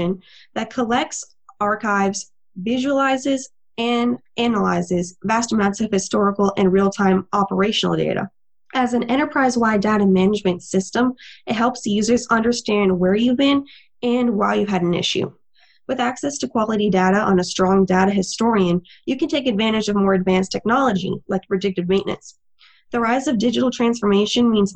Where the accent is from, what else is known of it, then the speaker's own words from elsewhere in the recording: Texas, United States; also born or lived in overseas; I myself am a native Texan, born and raised in Texas for the most part, but I also lived overseas a little bit when I was younger.